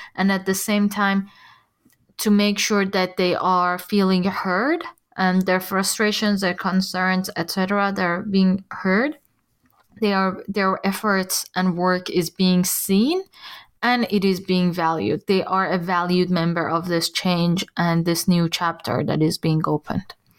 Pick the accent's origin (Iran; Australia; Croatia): Iran; now in Germany; I'm from Iran